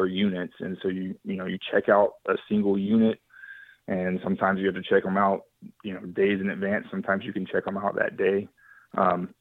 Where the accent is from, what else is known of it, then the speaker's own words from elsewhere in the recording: West Texas, United States; moved away as an adult; also born or lived in Oklahoma / Alaska / Hawaii; now in North Carolina, United States; where I grew up in West Texas